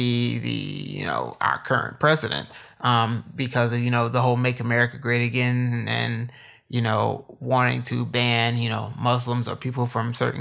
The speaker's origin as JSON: {"language": "English", "region": "Illinois", "country": "United States", "also_born_or_lived": "Arkansas / South Carolina", "moved": "yes", "said": "I'm from Illinois."}